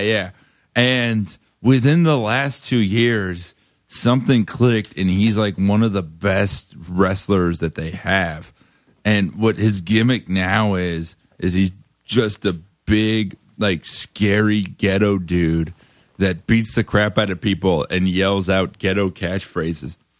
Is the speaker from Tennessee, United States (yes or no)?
no; Davie, Florida, United States; now in Brooklyn, United States; I'm from Florida.